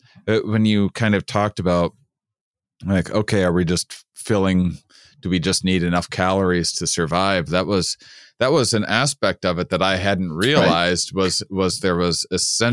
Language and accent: English; Midwest, United States; from being from the Midwest